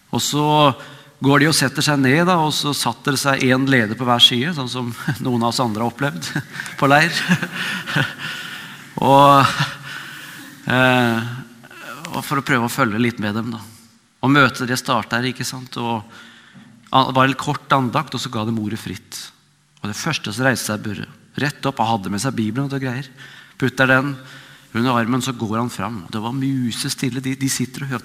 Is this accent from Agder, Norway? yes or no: no; Vestfold, Norway; moved away as an adult; also born or lived in Oslo; now in Nærbø, Norway; Jeg er fra Vestfold, men bor nå på, på Nærbø